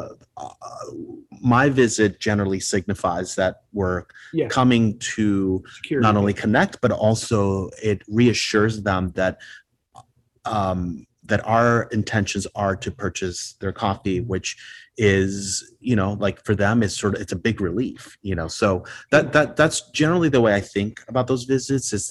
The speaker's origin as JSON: {"language": "English", "country": "Puerto Rico", "tie": "born or raised there", "first_language": "Spanish", "second_language": "English", "moved": "yes", "lives_now": "Chicago, United States", "said": "I was born here in Chicago, but I grew up in Puerto Rico. So native Spanish speaker"}